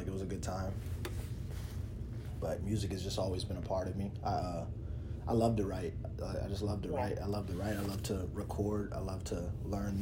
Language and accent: English; Alexandria, Virginia, United States; moved away as an adult; now in Las Vegas, United States; Where I grew up specifically, like Alexandria, there's a lot of Hispanic people